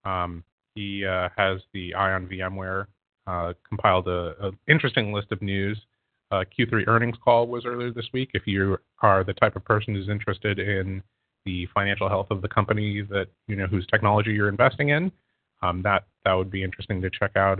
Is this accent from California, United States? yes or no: yes; Southern California, United States; now in Bay Area, United States; I grew up in Southern California.